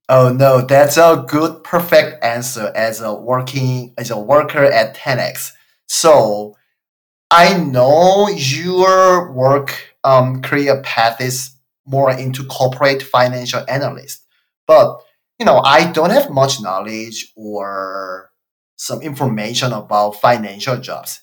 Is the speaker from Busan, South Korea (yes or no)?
yes; Busan, South Korea; I'm not from Seoul. I'm from Busan, which is second biggest city in Korea